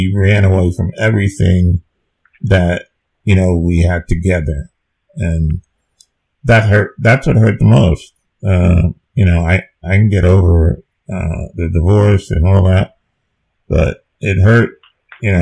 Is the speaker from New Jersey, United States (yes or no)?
yes; New Jersey, United States; moved away as an adult; I'm from New Jersey